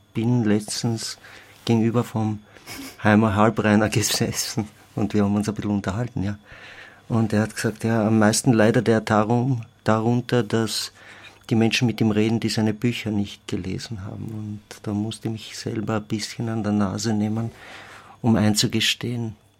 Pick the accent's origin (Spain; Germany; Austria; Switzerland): Austria; als Österreicher